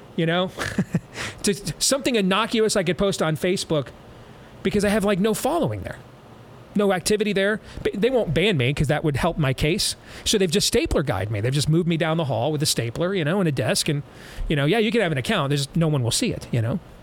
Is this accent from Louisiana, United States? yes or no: no; Michigan, United States; moved away; my home state of Michigan